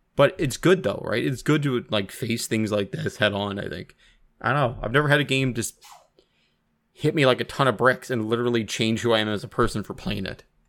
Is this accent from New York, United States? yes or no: no; Washington, United States; now in Canada; I grew up in Washington and I haven't been back, I think now in nine years.